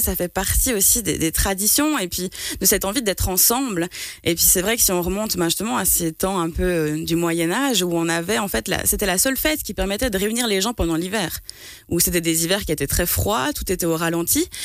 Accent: Martigny, Valais, Switzerland; je suis de Martigny à la base

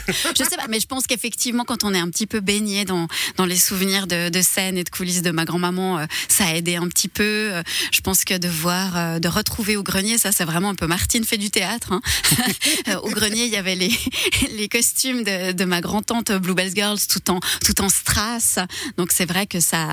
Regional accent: Switzerland; born or raised there; also born or lived in Tamanrasset, Algeria

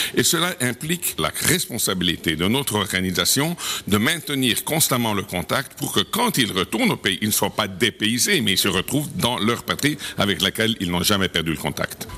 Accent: Switzerland; moved away; en tant que Suisse de l'étranger

